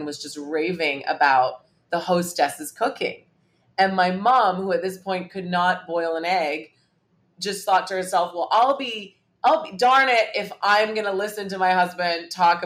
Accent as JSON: {"language": "English", "country": "Hong Kong", "tie": "born or raised there", "said": "I grew up in Hong Kong, and so was exposed to Cantonese food"}